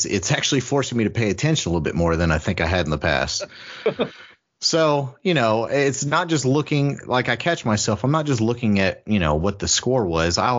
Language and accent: English; Columbus, Ohio, United States; moved away as an adult; now in Kentucky, United States; I'm from Columbus. You know, I went through high school in Columbus, but I went to college in Kentucky